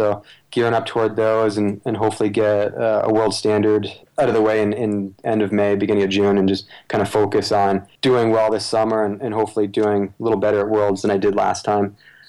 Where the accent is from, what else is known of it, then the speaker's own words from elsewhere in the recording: Canada; Obviously, growing up in Canada, Sully is a big runner that most runners should want to be like.